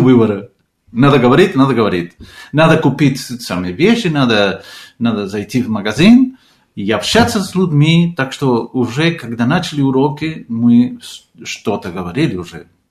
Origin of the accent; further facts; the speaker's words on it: Argentina; Russian is a second language; moved away as an adult; also born or lived in Moscow, Russia; now in Portugal; я из Аргентины